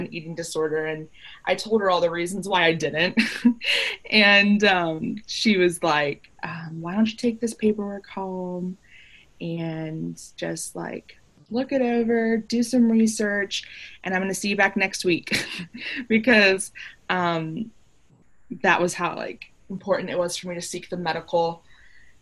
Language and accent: English; Chicago, Illinois, United States; I grew up in Chicago, so I'm like a big Chicago fan